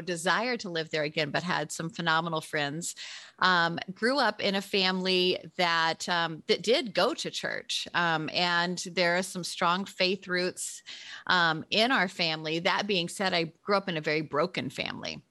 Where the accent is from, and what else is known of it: Memphis, Tennessee, United States; born or raised there; moved away